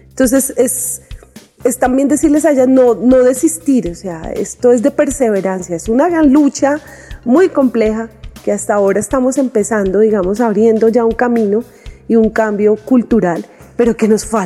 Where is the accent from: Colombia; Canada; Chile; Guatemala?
Colombia; Boyacá; boyacense, hija del feminismo, formada desde el arte y la cultura por Mujeres Rebeldes